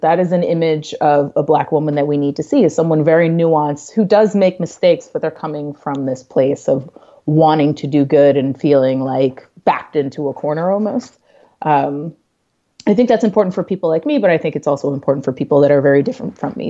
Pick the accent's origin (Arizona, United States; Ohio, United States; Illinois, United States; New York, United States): New York, United States; New York City; I'm a New Yorker